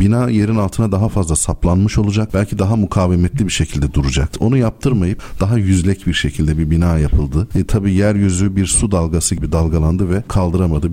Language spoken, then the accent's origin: Turkish; Elazığ, Elazığ Province, Turkey; Ben Elazığlıyım.